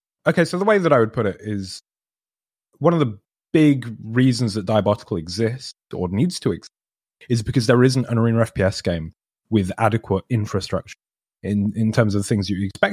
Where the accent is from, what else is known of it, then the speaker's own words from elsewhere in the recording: Scotland, United Kingdom; I'm Scottish.